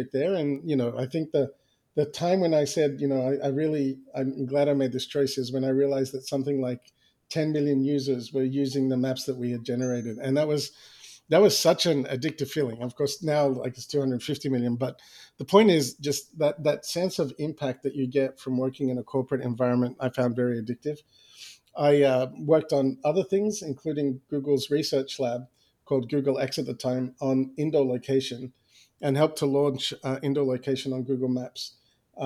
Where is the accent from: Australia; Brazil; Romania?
Australia; moved away; I was born and raised in Australia